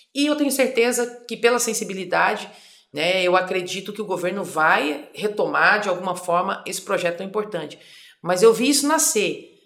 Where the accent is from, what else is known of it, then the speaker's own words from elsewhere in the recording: Campo Grande, Mato Grosso do Sul, Brazil; also born or lived in Fátima do Sul / Culturama; Nasci em Fátima do Sul, mas fui criada num distrito.